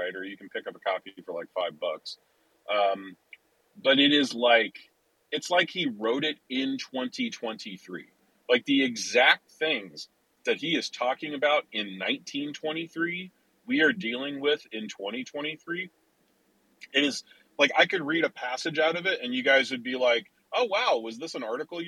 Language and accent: English; Chicago, Illinois, United States; I'm from Chicago